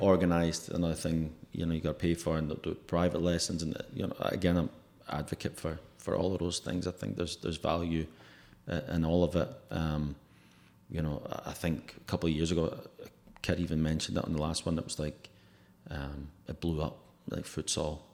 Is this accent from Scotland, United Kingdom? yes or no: yes; Glasgow, Scotland, United Kingdom; now in Oklahoma, United States; I'm from Glasgow